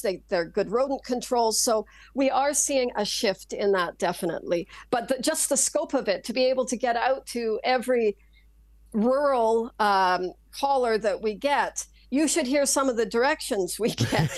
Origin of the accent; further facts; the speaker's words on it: Saskatchewan, Canada; I grew up in Saskatchewan